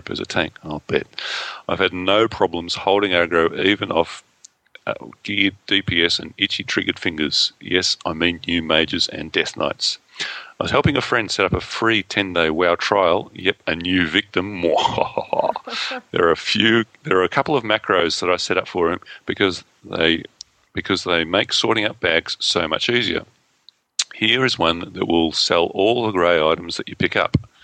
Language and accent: English; Australia; accent: Australian; my wonderful Australian accent